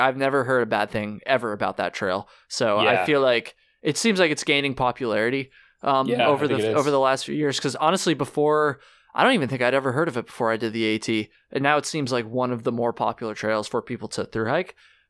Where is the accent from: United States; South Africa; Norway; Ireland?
Ireland; Maybe Ireland. I'd go to Ireland, do some hiking there. I'm Irish.